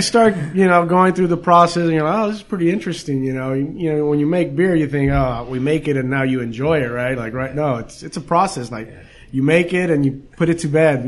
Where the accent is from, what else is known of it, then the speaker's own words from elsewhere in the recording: Downey, California, United States; now in Whittier, United States; So we grew up in Downey